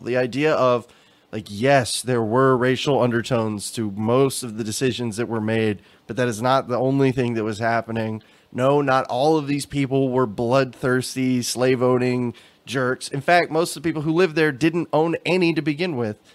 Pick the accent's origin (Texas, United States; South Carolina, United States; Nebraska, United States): Texas, United States; growing up in Texas